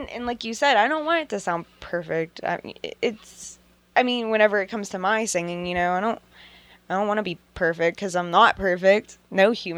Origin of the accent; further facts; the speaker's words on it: McKees Rocks, Pennsylvania, United States; I grew up in McKee's Rocks